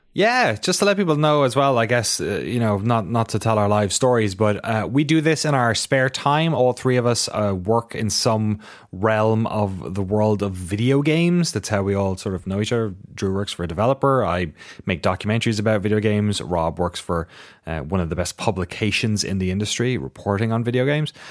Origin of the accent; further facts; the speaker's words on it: Ireland; moved away; my local shop in my hometown